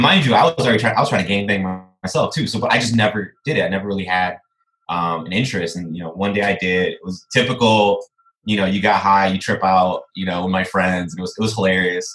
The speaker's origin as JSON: {"language": "English", "town": "Aurora", "region": "Illinois", "country": "United States", "tie": "born or raised there", "moved": "as an adult", "lives_now": "Chicago, United States", "said": "working for city government in my hometown"}